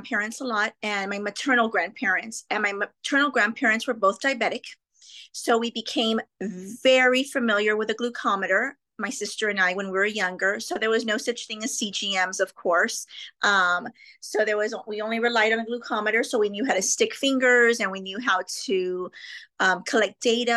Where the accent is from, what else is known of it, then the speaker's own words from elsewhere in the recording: McAllen, Texas, United States; I'm from South Texas, specifically McAllen, Texas